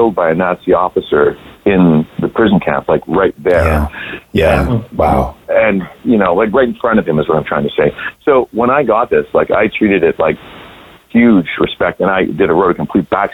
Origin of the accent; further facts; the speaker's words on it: Grande Prairie, Alberta, Canada; I'm from Alberta, Canada. I was in a little town called Grand Prairie.